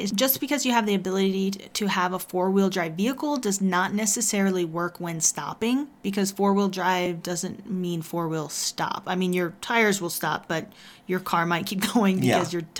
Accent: Texas, United States; now in Colorado, United States; Of course, winter in Colorado is not like the winters that I was used to growing up in Texas, but the snowy lifestyle definitely has an appeal, and I've come to love it.

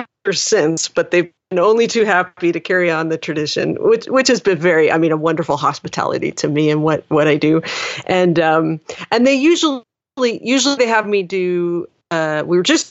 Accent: Coquitlam, British Columbia, Canada; this little Baptist church that I grew up in Coquitlam, British Columbia

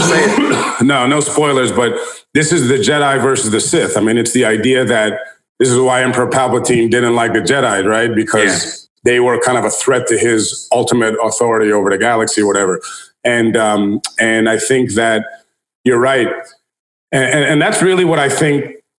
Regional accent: United States; as an American

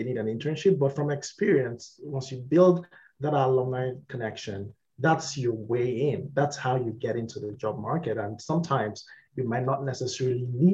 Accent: Nigeria; moved away as an adult; also born or lived in United Kingdom; now in Canada; my home country where I come from, Nigeria

